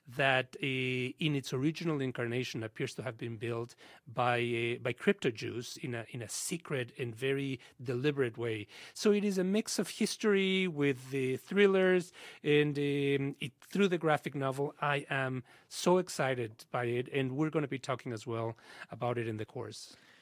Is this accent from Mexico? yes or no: yes; Mexico City, Mexico; When we were growing up in Mexico in the sixties and seventies